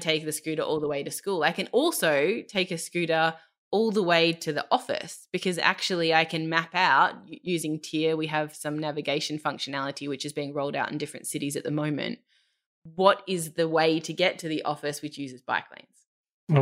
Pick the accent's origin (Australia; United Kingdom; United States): Australia; moved away as an adult; now in Germany; I'm Australian